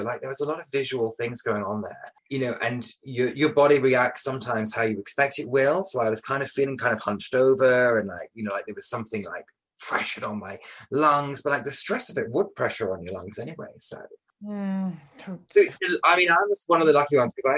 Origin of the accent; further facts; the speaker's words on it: Buxton, East Midlands, United Kingdom; moved away; I went back to Buxton, to my hometown